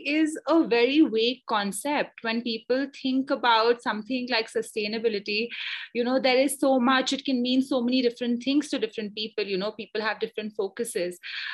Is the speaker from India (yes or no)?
yes; Nainital, Uttarakhand, India; also born or lived in Bangalore; I was born in Nainital, brought up in Nainital